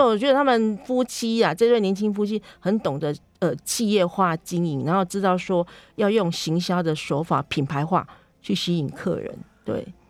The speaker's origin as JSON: {"language": "Chinese", "town": "Minxiong", "region": "Chiayi County", "country": "Taiwan", "tie": "born or raised there", "moved": "yes", "said": "我其实是生长在嘉义民雄牛斗山这边的牛斗山"}